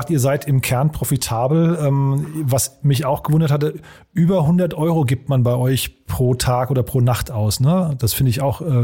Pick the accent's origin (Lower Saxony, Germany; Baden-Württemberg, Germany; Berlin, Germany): Berlin, Germany; Ich habe ja gerade gesagt, ich komme aus Berlin.